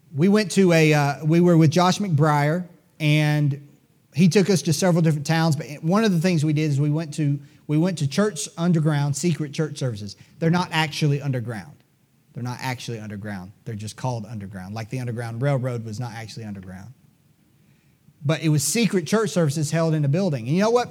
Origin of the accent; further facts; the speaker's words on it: United States; As Americans